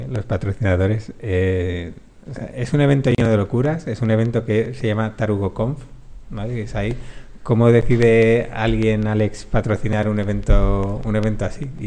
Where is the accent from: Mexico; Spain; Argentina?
Spain; Galicia; Paloma te confirmará que soy gallego.